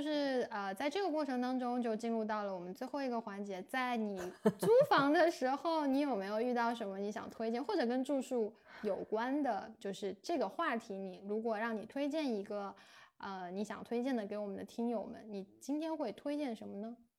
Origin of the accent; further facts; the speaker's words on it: China; moved away as an adult; 我们中国人